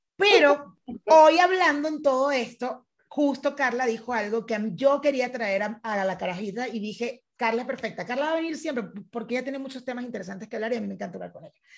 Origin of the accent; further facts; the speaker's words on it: Venezuela; fui criada en Venezuela